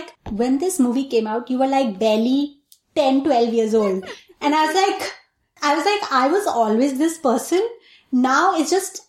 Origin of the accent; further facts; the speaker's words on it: Delhi, India; moved away; I was born and brought up there